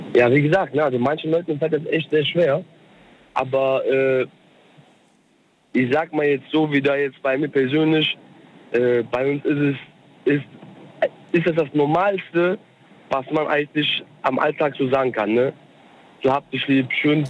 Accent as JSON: {"language": "German", "country": "Germany", "tie": "born or raised there", "also_born_or_lived": "Cologne, Germany", "said": "ich bin Türke mhm. aus der Türkei, bin aber in Deutschland geboren"}